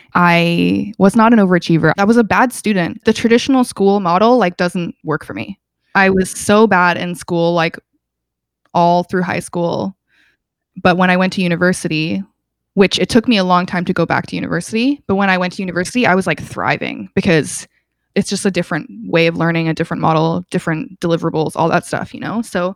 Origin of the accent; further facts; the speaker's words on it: England, United Kingdom; born there; So I was born in England. I have lots of family in England.